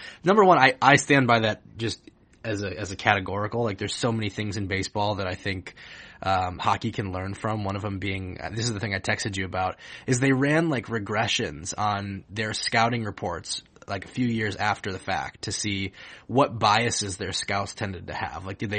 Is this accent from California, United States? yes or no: no; Grand Rapids, Michigan, United States; I grew up in Grand Rapids